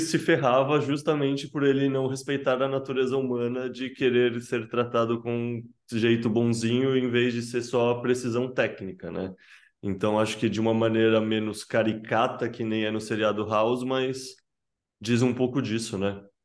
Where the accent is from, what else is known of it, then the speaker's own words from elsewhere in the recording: Brazil; A gente, como brasileiro, tem muito essa cultura do jeitinho